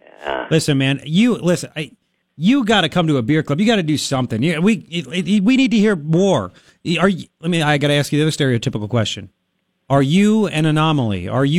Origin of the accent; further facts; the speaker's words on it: Long Island, New York, United States; That's because I'm an American. I grew up in Long Island.